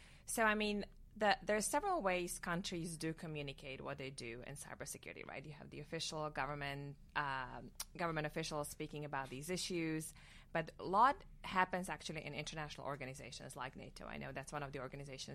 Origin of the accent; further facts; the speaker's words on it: Slovakia; moved away as an adult; now in Washington, D.C., United States; I'm from Slovakia. I grew up there. I went to law school there.